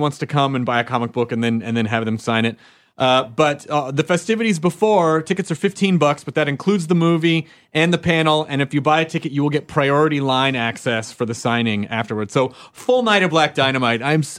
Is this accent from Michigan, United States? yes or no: no; Kentucky, United States; born there; I was born in Kentucky.